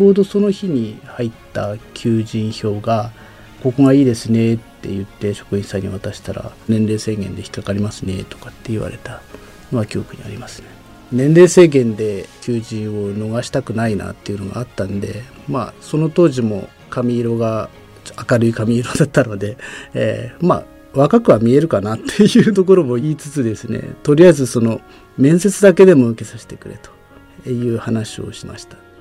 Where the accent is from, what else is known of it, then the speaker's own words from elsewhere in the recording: Fukushima, Japan; moved away as an adult; now in Kunitachi, Japan; 自分もその福島県出身ということもあって